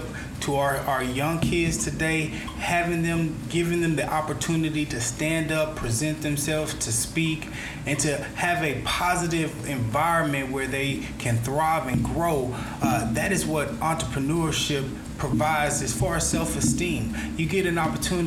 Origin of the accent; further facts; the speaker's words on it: United States; as an American